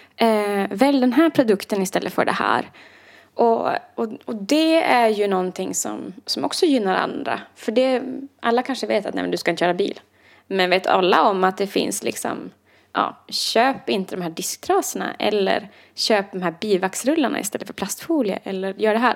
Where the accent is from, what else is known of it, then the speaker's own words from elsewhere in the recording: Idre, Dalarna County, Sweden; moved away; nu ska jag hem till Idre i två veckor